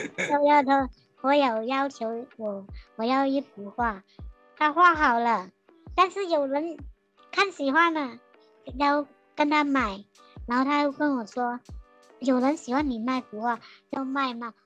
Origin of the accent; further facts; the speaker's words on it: Sandakan, Sabah, Malaysia; moved away as an adult; now in Taiwan; 我家乡三打根